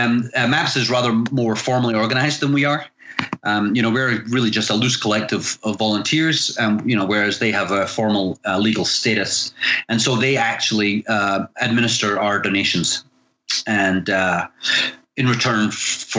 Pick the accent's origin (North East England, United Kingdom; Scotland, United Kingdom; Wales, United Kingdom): Scotland, United Kingdom; moved away as an adult; now in California, United States; I'm originally from Scotland, but I've lived in the US for just coming up on 25 years.